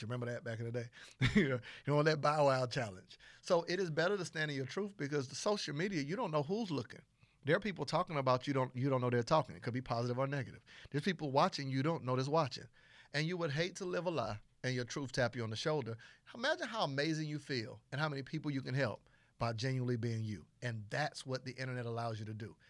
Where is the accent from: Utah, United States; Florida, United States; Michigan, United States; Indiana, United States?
Florida, United States; Panama City; I'm from Panama City, Florida